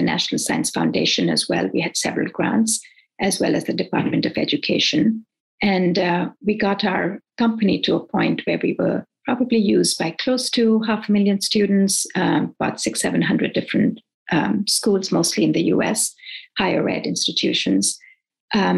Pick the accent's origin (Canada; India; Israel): India; moved away as an adult; also born or lived in Nigeria / Irvine, California / Davis, California; now in United States; I grew up in India and in between went to Nigeria for 4 years and was educated there as well in West Africa.